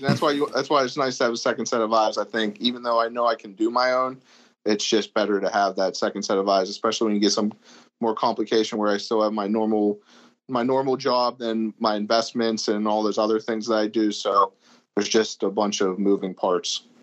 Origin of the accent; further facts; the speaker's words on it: Pittsburgh, Pennsylvania, United States; also born or lived in Erie, Pennsylvania; I'm from Pittsburgh, Pennsylvania. That's my hometown. I've been here pretty much my whole life for the most part